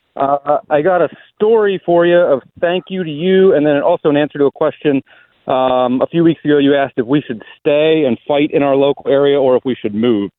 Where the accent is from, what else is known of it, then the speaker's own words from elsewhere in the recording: Pennsylvania, United States; also born or lived in Colorado; now in Virginia, United States; I'm from Pennsylvania originally